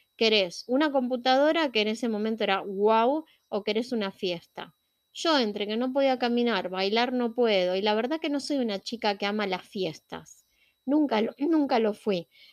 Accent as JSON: {"language": "Spanish", "country": "Argentina", "said": "yo soy latina, vivo en Argentina y soy latina"}